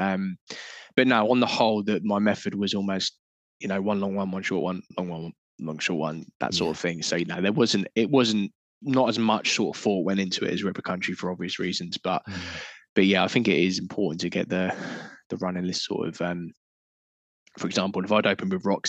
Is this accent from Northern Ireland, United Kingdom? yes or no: no; Portsmouth, South East England, United Kingdom; I grew up in Portsmouth, we were seaside towns.